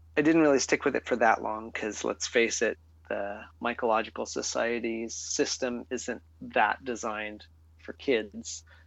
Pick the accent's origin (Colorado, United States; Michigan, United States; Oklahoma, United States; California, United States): California, United States; Arcata; I was growing up in the Coast Redwood ecosystem of Humboldt County, California, uh-huh. on the North Coast, and in a small town called Arcata